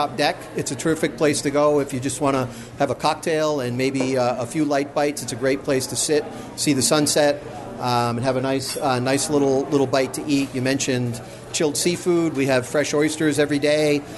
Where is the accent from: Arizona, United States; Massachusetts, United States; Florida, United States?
Massachusetts, United States; moved away as an adult; now in Orlando, United States; I grew up in New England, in Massachusetts, and moved here about 20 years ago